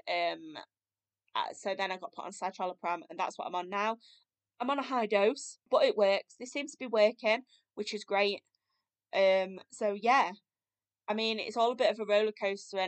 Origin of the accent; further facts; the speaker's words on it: United Kingdom; now in Sheffield, United Kingdom; moved back up to near my hometown, so now live in Sheffield